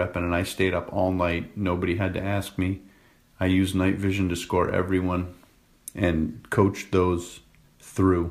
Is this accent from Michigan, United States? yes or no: no; Rhode Island, United States; my hometown in Rhode Island